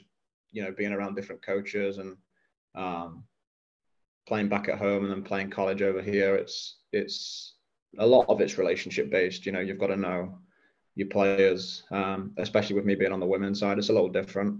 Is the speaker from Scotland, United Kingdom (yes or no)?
no; Nottingham, East Midlands, United Kingdom; moved away as an adult; I grew up in Nottingham, a place called Clifton. So lived in the same household my whole childhood